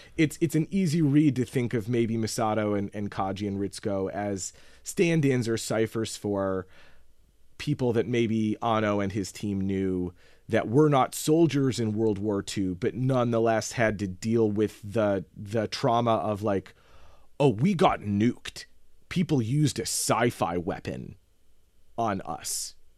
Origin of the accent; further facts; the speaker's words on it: United States; As an American